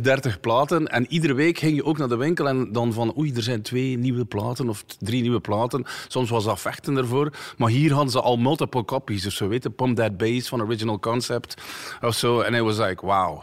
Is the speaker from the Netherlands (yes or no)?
no; Tielt, Flanders, Belgium; moved away as an adult; also born or lived in Ghent; ik kom eigenlijk ook niet uit Gent. ik kom uit Tielt